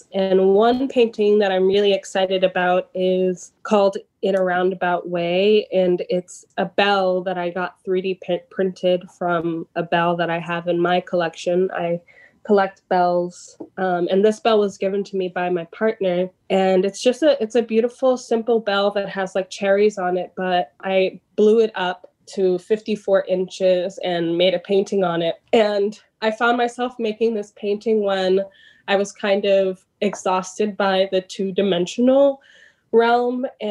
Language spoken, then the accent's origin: English; New York City, New York, United States; I'm from Jamaica, Queens, an odd place to have a pool in a backyard, but it was an above ground pool that my family inherited when they bought this house in Jamaica, Queens, in Queens Village